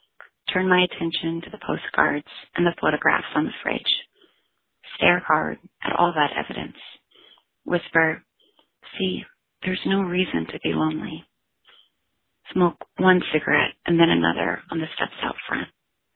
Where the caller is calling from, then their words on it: Santa Cruz, California, United States; I am calling from Santa Cruz, California.